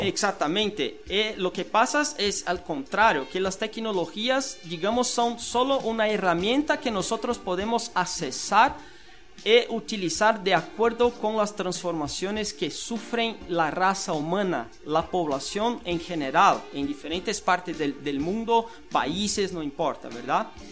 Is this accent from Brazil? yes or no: yes; Brazil; now in Guatemala; soy de Brasil